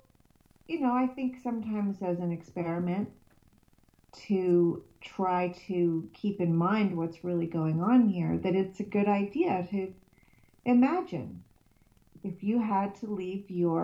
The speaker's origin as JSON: {"language": "English", "region": "California", "country": "United States", "tie": "born or raised there", "moved": "yes", "lives_now": "Sweden", "said": "I grew up in California, and so my body knows that it's home when it's in California"}